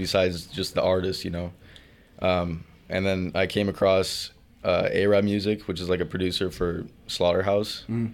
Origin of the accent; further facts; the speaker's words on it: Gilroy, California, United States; Grew up in Gilroy, California